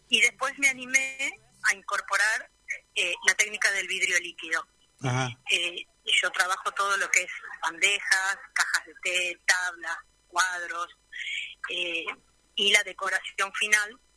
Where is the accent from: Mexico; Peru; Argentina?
Argentina; Buenos Aires; moved away as an adult; now in Río Gallegos, Argentina; vengo de Buenos Aires, ya en Buenos Aires hacía cosas para mí, prácticamente trabajo siempre sobre madera, y a partir del 2008 nosotros nos instalamos acá en Río Gallegos por trabajo de mi marido.